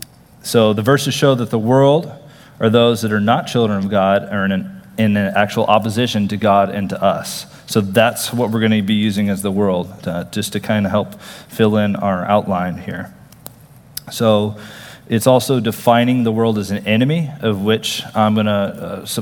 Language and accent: English; Texas, United States; I'm from Texas. So, okay, I'm a Texan